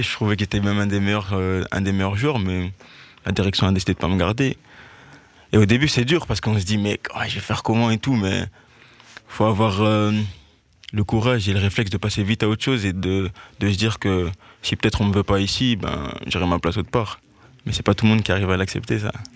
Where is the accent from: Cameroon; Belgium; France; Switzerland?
Belgium; Liège, Wallonia; J'ai toujours été dans les clubs de, ma région. Enfin, je viens de Liège